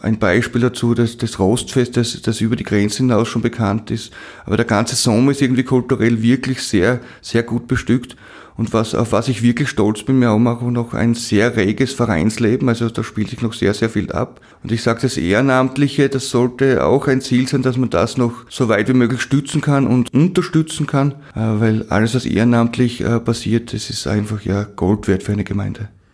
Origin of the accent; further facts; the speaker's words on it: Eisenerz, Styria, Austria; Der steht bei uns in Eisnetz, auf das sind wir auch stolz